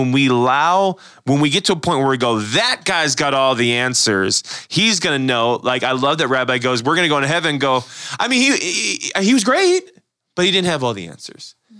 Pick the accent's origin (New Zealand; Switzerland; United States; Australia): United States; I love being an American